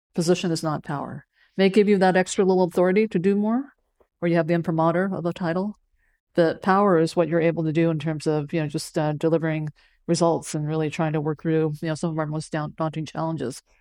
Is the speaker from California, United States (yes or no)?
yes; San Francisco, California, United States; English is a second language; when I was growing up on the west side of San Francisco